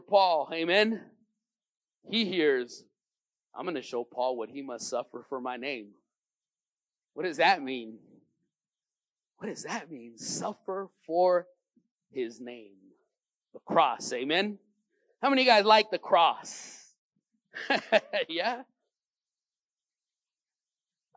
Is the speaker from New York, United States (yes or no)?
no; Los Angeles, California, United States; I grew up in Venice on the other side